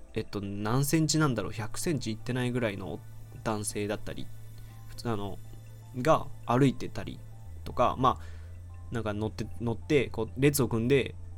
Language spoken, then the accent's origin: Japanese; Aichi, Japan; 僕は愛知県出身なんですけど